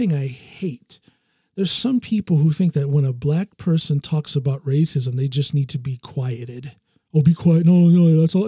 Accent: Norton, Ohio, United States; born or raised there; also born or lived in Akron, Ohio; now in Norway

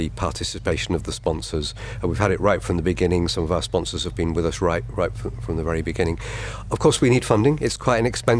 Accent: Huddersfield, Yorkshire and the Humber, United Kingdom; So you, as you point out, I'm from Huddersfield, but I take no part in the judging.

